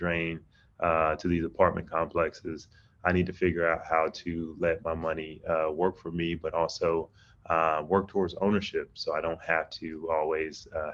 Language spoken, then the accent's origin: English; Atlanta, Georgia, United States; I grew up in Atlanta